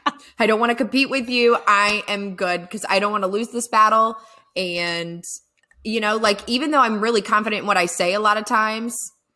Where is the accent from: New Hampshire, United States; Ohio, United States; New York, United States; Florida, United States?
Florida, United States; also born or lived in Virginia / Augusta, Georgia; now in Atlanta, United States; I was originally from Florida. We moved up to Virginia. Then we came to Augusta, Georgia, and we stayed there until I was, well, after I was married.